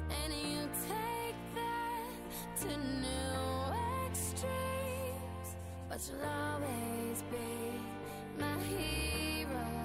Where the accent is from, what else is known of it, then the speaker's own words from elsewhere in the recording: Salamanca, Castile and León, Spain; Hola, buenas … de Salamanca